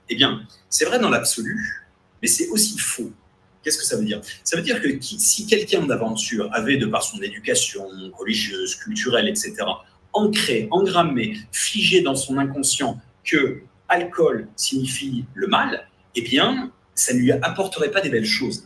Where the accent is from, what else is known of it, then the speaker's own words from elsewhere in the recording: France; en tant que Français francophone ou Européen